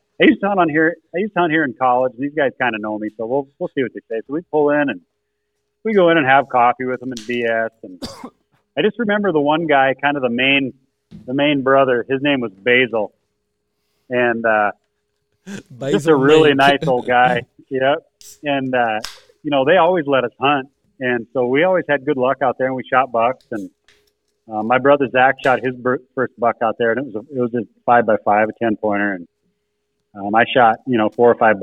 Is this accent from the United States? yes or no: yes; Spearfish, South Dakota, United States; my hometown of Spearfish